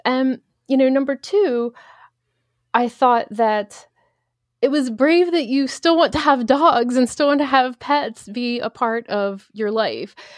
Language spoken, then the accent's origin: English; Baltimore, Maryland, United States; I'm from Baltimore